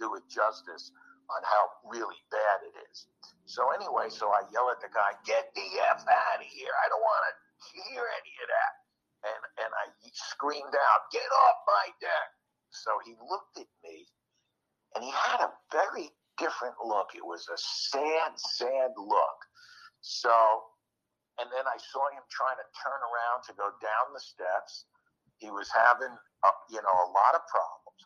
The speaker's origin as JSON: {"language": "English", "region": "New York", "country": "United States", "tie": "born or raised there", "moved": "yes", "said": "I grew up in New York"}